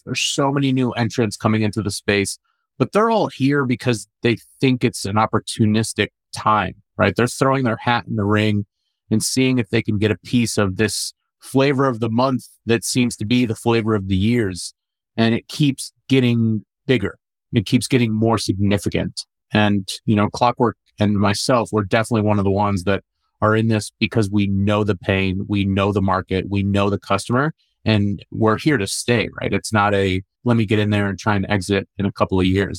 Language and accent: English; St. Louis, Missouri, United States; also born or lived in Amman, Jordan; So I was born in Jordan, born in Amman, Jordan, raised in St. Louis